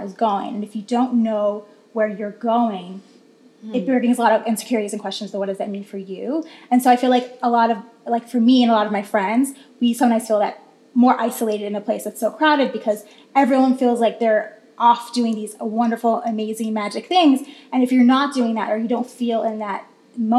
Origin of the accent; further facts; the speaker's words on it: Florida, United States; moved away as an adult; now in New York, United States; I'm from Florida